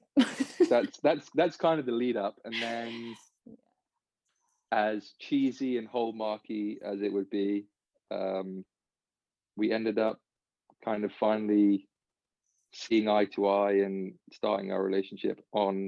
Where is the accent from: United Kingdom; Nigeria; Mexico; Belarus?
United Kingdom; England; moved away as an adult; now in United States; I've grown up, born and raised in England